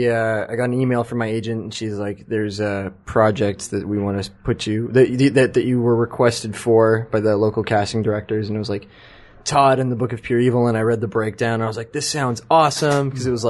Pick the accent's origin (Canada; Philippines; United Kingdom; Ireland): Canada